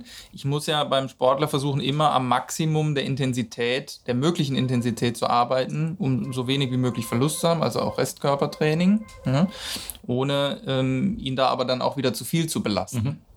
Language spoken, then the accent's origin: German; Cologne, North Rhine-Westphalia, Germany; als Kölner